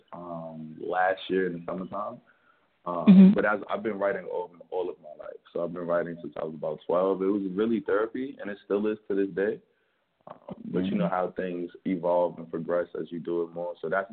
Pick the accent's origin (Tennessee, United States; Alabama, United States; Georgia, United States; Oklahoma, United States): Georgia, United States; Lithonia; also born or lived in Harlem, New York; now in New York, United States; I was in Latonia, Georgia for about 10 years. I grew up down there.